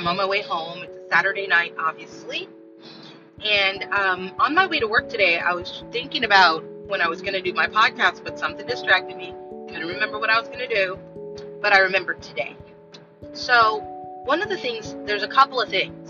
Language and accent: English; Los Angeles, California, United States; moved away; also born or lived in Florida; I am from Los Angeles, South Central LA, and I grew up with a teen mom